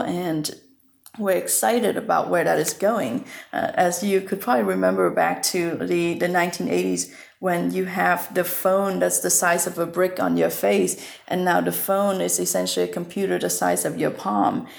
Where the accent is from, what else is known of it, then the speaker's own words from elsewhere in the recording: Vietnam; moved away; I was born raised in Vietnam